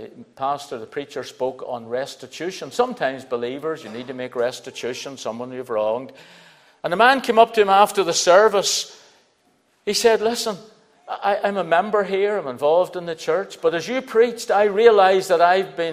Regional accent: Belfast, Northern Ireland, United Kingdom; I was brought up in Belfast

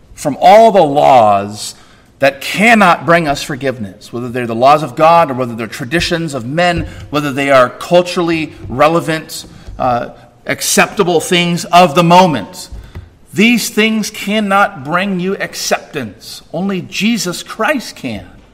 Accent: California, United States; I'm a Californian

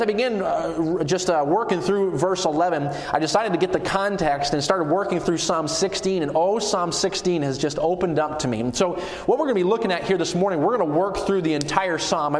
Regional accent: New England, Maine, United States; moved away as an adult; I was born in the state of Maine, so New England is my home. That's where I hail from

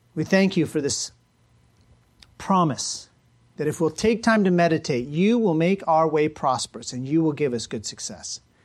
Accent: United States; as American Christians

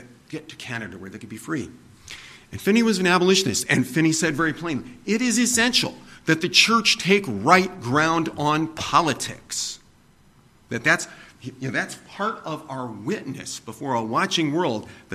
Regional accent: Summit County, Ohio, United States; I was born in Summit County, Ohio

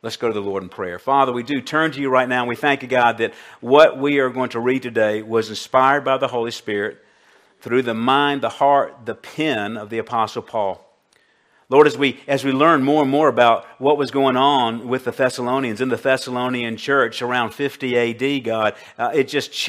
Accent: Colombia; my childhood growing up in Colombia back in the 1960s

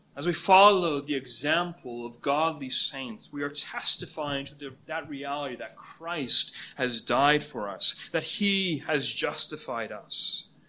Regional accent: Canada; moved away as an adult; now in United States; Canada is my home country

